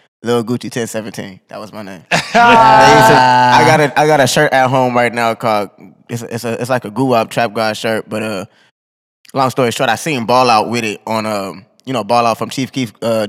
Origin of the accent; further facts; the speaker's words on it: Dayton, Ohio, United States; And that's my area, but the thing is, we're from Dayton, like Columbus might have been a little different